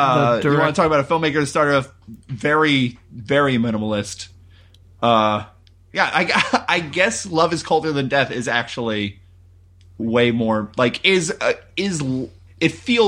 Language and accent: English; Naperville, Illinois, United States; Oh, awesome. Yeah, I grew up in Naperville.